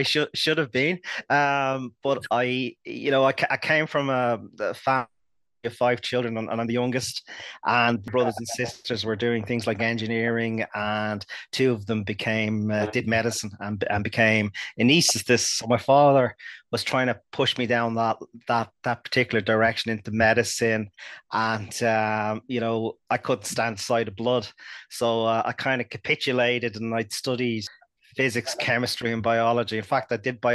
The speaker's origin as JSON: {"language": "English", "town": "Dublin", "region": "Leinster", "country": "Ireland", "tie": "born or raised there", "said": "I grew up in North Dublin in Santry"}